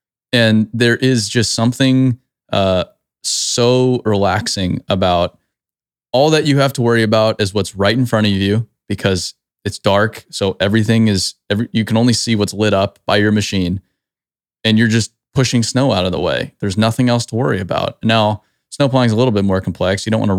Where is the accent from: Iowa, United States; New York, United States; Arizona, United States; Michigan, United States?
Arizona, United States; I grew up in Arizona, so I know nothing about snow removal